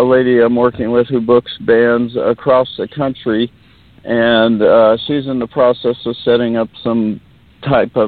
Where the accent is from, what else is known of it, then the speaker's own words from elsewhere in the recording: Simi Valley, California, United States; accent: Simi Valley accent; now in Ventura, United States; I was actually born in Simi Valley, which is in Ventura County